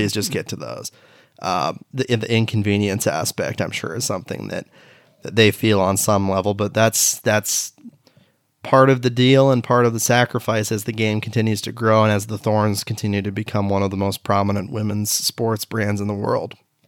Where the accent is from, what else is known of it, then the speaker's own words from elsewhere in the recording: Beaverton, Oregon, United States; my hometown of Beaverton, Oregon